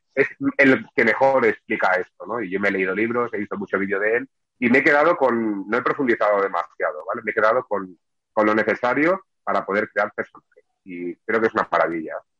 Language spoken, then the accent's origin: Spanish; Barcelona, Catalonia, Spain; now in Sabadell, Spain; soy un barcelonés, nacido en el 76, casi los 80 en Barcelona y me trasladé a Sabadell